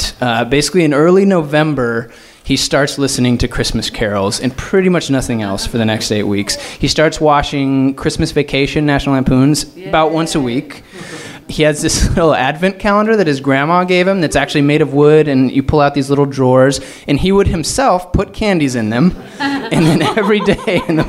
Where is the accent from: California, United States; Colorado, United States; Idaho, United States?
Colorado, United States; Fort Collins; moved away as an adult; now in Los Angeles, United States; I moved home to my hometown in Fort Collins, Colorado